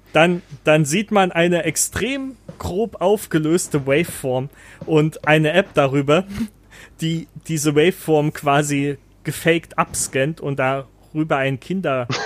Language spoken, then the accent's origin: German; East Germany, Germany; moved away as an adult; wir kommen ja aus dem Osten